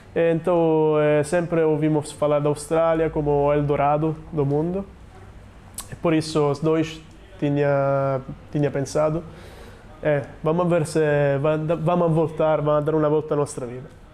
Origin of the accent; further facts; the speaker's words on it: Sicily, Italy; Portuguese is a second language; now in Portugal; sou da Sicília, que é uma ilha.